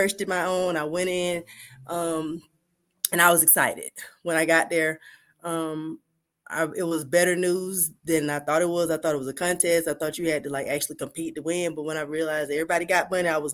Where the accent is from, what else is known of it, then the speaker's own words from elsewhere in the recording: Atlanta, Georgia, United States; I'm from Atlanta, Georgia, born and raised, still here